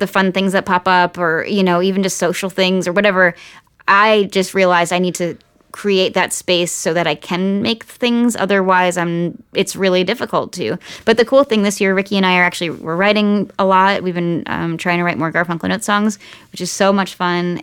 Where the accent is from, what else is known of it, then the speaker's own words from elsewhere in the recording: Nazareth, Pennsylvania, United States; now in Los Angeles, United States; my hometown of Nazareth, Pennsylvania